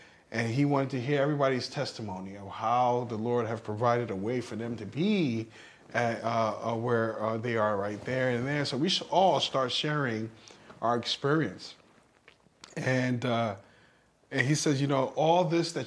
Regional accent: New York City, New York, United States; growing up where I grew up in New York City

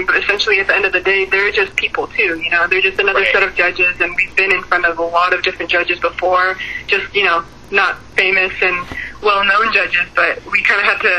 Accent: Bay Area, California, United States; We're both from the Bay Area

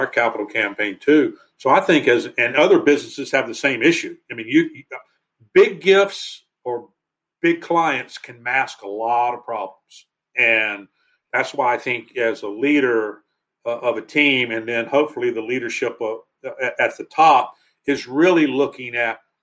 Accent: North Carolina, United States; I grew up in North Carolina, it might've been somebody I went to high school

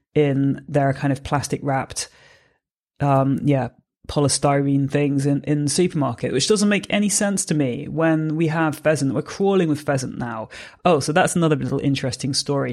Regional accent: Jersey; I'm from Jersey originally, so I grew up here

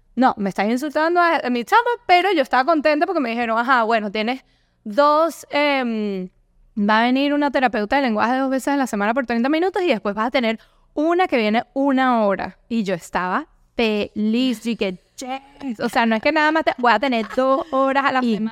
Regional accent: Venezuela; moved away; also born or lived in Europe / United States; soy originaria de Venezuela, obviamente el acento creo que me delata mucho

